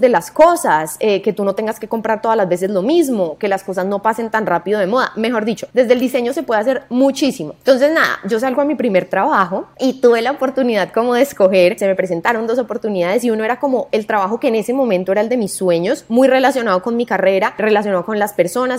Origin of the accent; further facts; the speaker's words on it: Cali, Valle del Cauca, Colombia; yo crecí en Cali